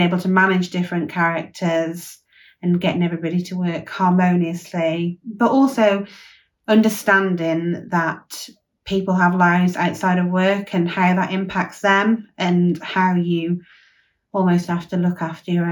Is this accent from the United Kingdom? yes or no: yes; Withington, West Midlands, United Kingdom; I'm from Withington, a small village in Herefordshire